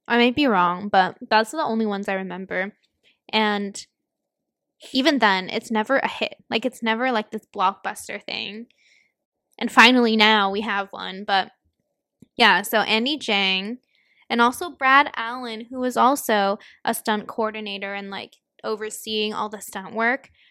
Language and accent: English; Hong Kong; now in United States; we grew up in Hong Kong